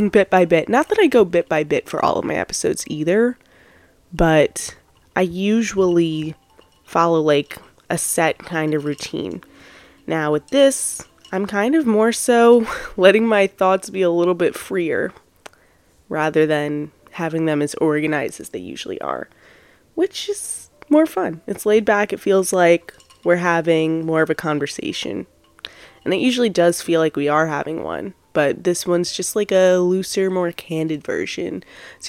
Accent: Long Island, New York, United States; I'm from Long Island, New York

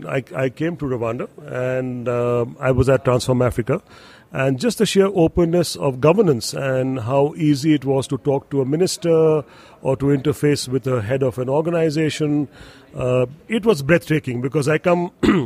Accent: India; moved away; also born or lived in Singapore; I've been born and brought up in India, and I still have ties and roots and family in India, but I had moved to Singapore and then set up a company in Singapore

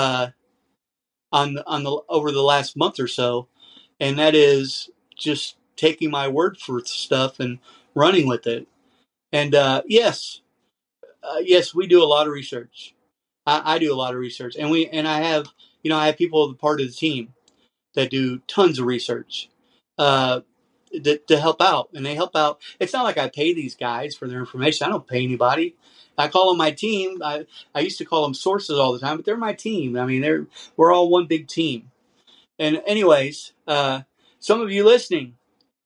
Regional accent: United States; I'm an American. I was raised here

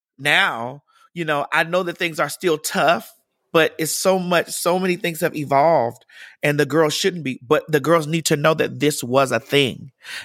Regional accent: Miami, Florida, United States; I'm from Miami. I'm from Dade County.

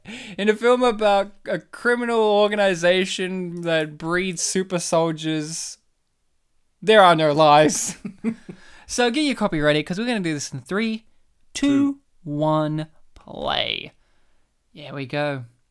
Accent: Poland; because we're spitting Polish, likingly, because while we're spitting, we're both Polish.

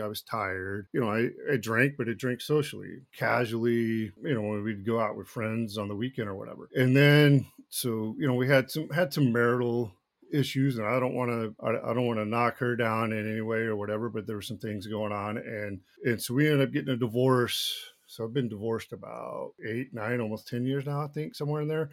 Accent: Duncanville, Texas, United States; also born or lived in Austin, Texas; I was born in Austin, Texas, grew up in, in, uh, Dallas, Texas, in a little town, uh, Duncanville

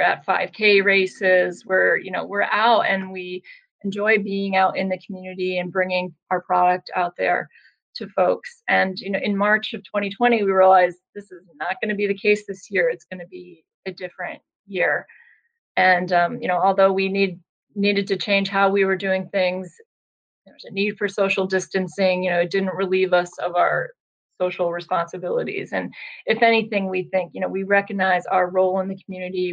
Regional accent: Vermont, United States; moved away as an adult; also born or lived in Boston; I'm originally from Vermont

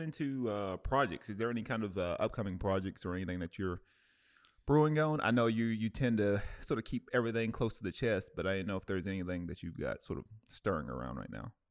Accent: Cleveland, Ohio, United States; moved away; my hometown, uh, in, in Cleveland

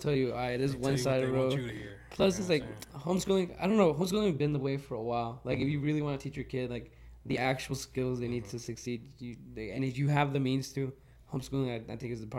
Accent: Las Vegas, Nevada, United States; I'm like, oh, dude, we're from America, we're from Vegas.

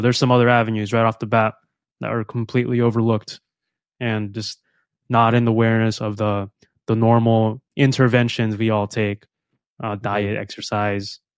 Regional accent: Philippines; moved away; I am from the Philippines, so I thrive in sun, tropical environments

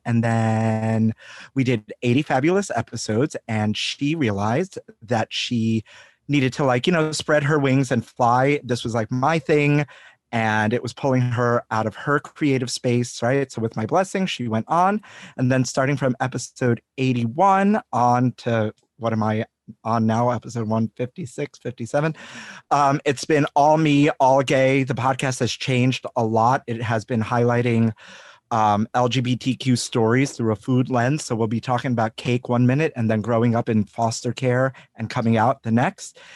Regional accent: New York City, New York, United States; growing up in Brooklyn in the 80s and 90s

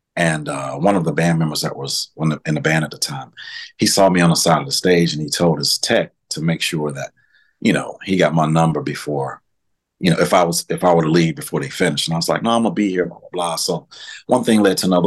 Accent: Winston-Salem, North Carolina, United States; I'm from Winston Salem, North Carolina. That's where I reside right now.

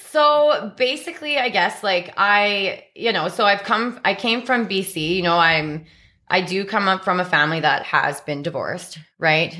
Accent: Red Deer, Alberta, Canada; also born or lived in Victoria, British Columbia; I ended up actually moving to Red Deer, Alberta. Moved in with my father when I was around seven or eight years old there

